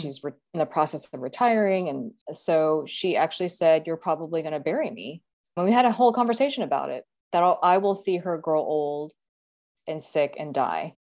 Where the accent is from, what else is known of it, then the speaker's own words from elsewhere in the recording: Texas, United States; moved away as an adult; now in Seattle, United States; I grew up in Texas and I lived in Texas for a while in my twenties